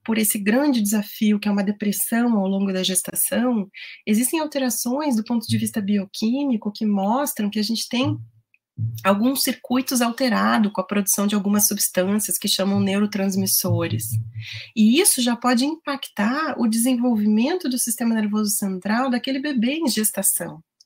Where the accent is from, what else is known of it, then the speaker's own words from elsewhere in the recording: Rio Grande do Sul, Brazil; eu falo para vocês do Rio Grande do Sul, eu sou gaúcha